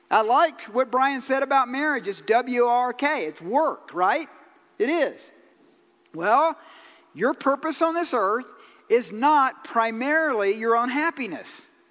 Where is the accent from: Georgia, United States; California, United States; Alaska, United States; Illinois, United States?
Georgia, United States; I'm from Georgia